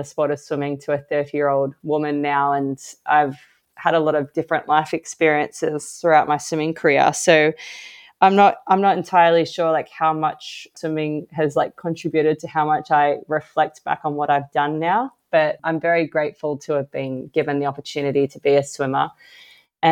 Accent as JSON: {"language": "English", "country": "Australia", "said": "I'm an Australian Paralympic swimmer"}